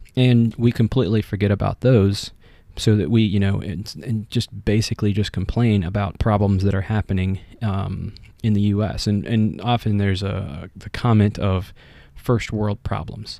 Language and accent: English; United States; I am American